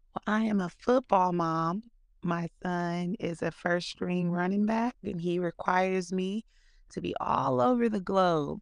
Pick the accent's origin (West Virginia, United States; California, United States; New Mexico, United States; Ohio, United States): California, United States; Pittsburg; I'm from Pittsburgh, California. That's a small town, a little bit in between Stockton, California, and Oakland, California